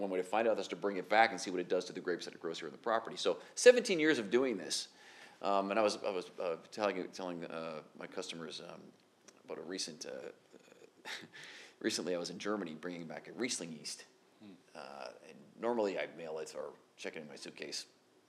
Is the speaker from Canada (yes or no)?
yes; Canada; also born or lived in United States; being Canadian